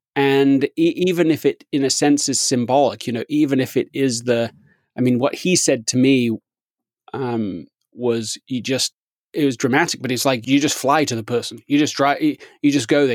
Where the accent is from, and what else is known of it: England, United Kingdom; moved away as an adult; now in United States